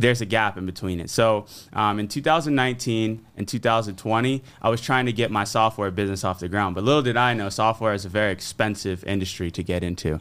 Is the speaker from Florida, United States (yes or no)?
yes; Fort Myers, Florida, United States; my hometown of Fort Myers, Florida